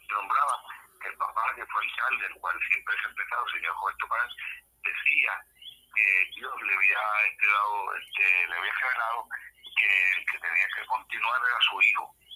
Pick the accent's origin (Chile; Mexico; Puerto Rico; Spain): Puerto Rico; Lares; fui precandidato en una primaria del Partido Nuevo Progresista en mi pueblo en Lares.